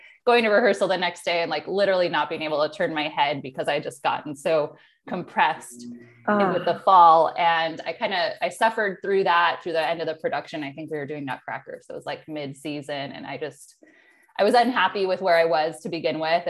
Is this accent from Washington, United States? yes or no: no; Chicagoland area, Illinois, United States; moved away as an adult; also born or lived in San Diego, California; now in Oceanside, United States; I grew up in Illinois, Chicagoland area, but really on the border of Illinois and Wisconsin. So cornfields, very rural area